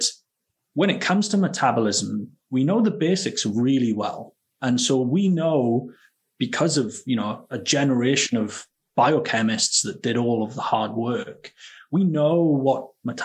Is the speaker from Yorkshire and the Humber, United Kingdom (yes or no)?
no; Wales, United Kingdom; moved away as an adult; also born or lived in Edinburgh, Scotland / Baltimore, United States; now in Scotland, United Kingdom; I'm from Wales originally. That's where I grew up.